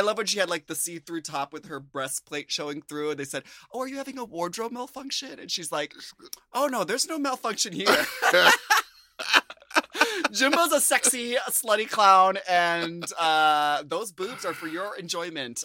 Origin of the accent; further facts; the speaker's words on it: United States; as an American